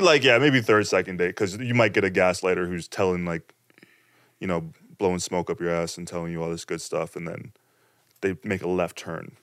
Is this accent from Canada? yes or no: yes; Toronto, Ontario, Canada; in my hometown Toronto, Scarborough, this place called the Bluffs